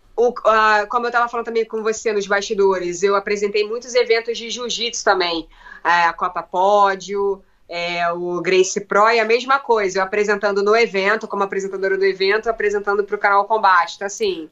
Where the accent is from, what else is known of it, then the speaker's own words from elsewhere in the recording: Brazil; Como uma boa brasileira